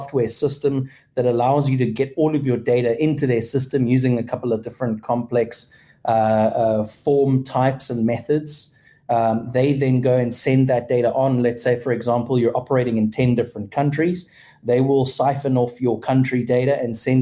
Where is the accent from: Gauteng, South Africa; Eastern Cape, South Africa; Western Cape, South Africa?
Western Cape, South Africa; Cape Town; moved away as an adult; now in Texas, United States; I'm originally from Cape Town, South Africa. I've been living in Texas now for about 5.5 years